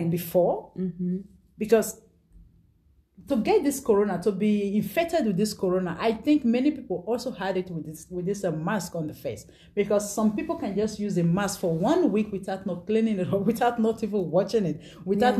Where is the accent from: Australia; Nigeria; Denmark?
Nigeria; moved away; I'm from Nigeria